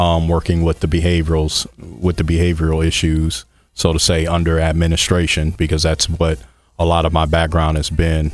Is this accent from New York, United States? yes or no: no; Michigan City, Indiana, United States; moved away as an adult; also born or lived in Bloomington, Indiana; originally born and raised in Michigan City, Indiana, up there on Lake Michigan